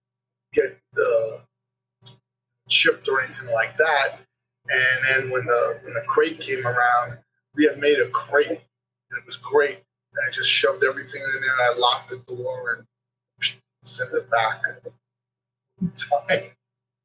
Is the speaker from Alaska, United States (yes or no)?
no; New York, United States; I'm from New York